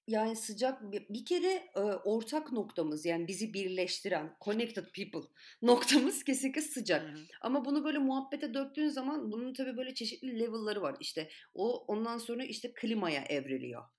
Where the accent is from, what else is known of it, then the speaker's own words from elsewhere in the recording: Antalya, Turkey; Ben açıkçası kendi memleketim için konuşacağım. Çok da kendini bozmuyor Antalya.